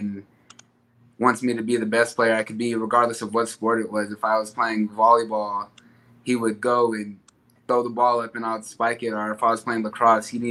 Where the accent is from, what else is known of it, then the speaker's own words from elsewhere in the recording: Tucson, Arizona, United States; come back and continue to represent my hometown